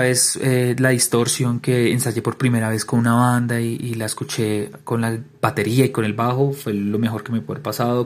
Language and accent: Spanish; Bogotá, Colombia; also born or lived in Cartagena; Yo soy de Bogotá